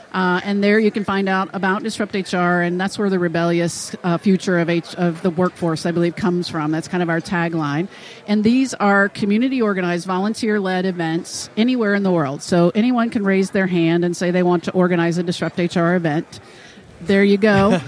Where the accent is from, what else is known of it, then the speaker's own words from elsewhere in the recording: the South, United States; accent: southern; My southern accent